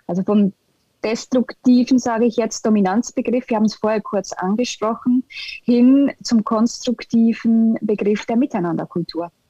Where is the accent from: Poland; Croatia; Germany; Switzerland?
Switzerland; German is a second language; im Moment in der Schweiz einen Kulturschock im eigenen Land